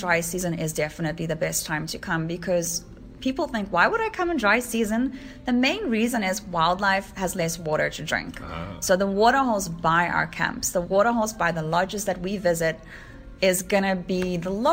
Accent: South Africa; And I am South African.

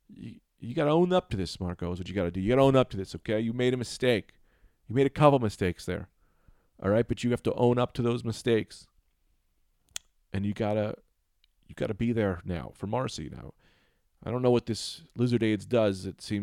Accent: Liverpool, North West England, United Kingdom; now in Saudi Arabia; I'm a great guy. I'm from Liverpool. I'm currently living in Saudi Arabia

